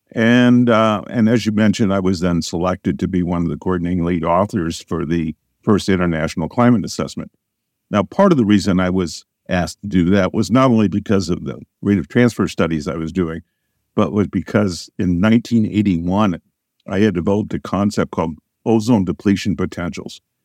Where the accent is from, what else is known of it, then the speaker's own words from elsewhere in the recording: Southern Illinois, United States; I grew up in Southern Illinois on a farm.